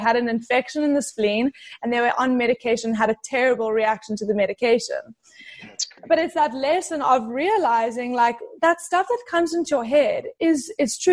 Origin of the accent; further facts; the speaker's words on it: South Africa; moved away as an adult; now in California, United States; So I'm originally from South Africa moved to California probably like five years ago. But in South Africa, I grew up around a lot of animals